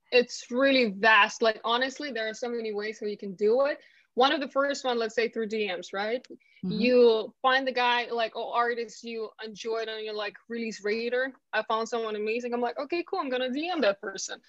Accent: Ukraine; English is a second language; moved away as an adult; now in London, United Kingdom

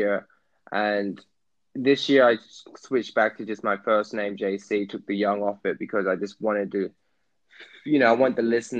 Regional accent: Jamaica; being Jamaican, I had music in the house all the time

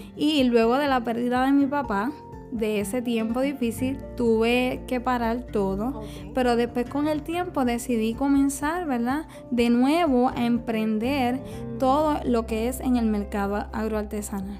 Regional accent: Juana Díaz, Puerto Rico; soy del área de Juana Díaz

